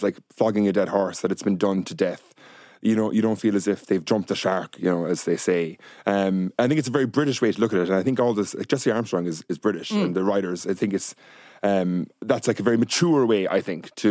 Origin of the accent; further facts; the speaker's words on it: Ireland; as Irish people